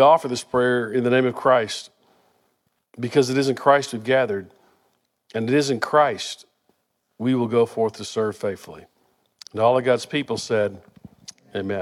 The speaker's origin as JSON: {"language": "English", "town": "Wichita Falls", "region": "Texas", "country": "United States", "tie": "born or raised there", "said": "we grew up in Wichita Falls"}